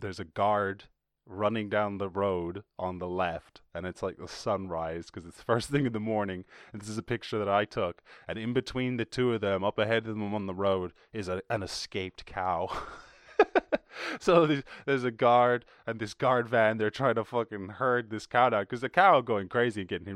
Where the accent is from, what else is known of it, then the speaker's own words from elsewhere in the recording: Ireland; I was born and raised in Ireland